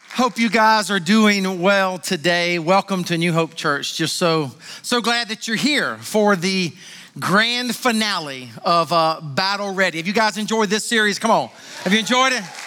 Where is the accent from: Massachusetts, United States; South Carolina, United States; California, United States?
South Carolina, United States; Sumter; I was born and raised in Sumter